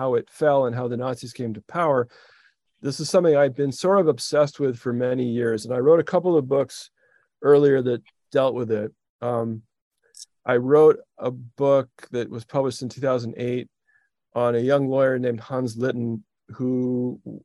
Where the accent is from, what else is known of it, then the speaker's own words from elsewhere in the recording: Edmonton, Alberta, Canada; moved away as an adult; also born or lived in Rochester, New York / Toronto; I was born in Rochester, New York. My mom was from New York City, but my dad was Canadian. And very soon after I was born, my parents stuffed me in the back of a car and drove to Edmonton, Alberta, which is where I grew up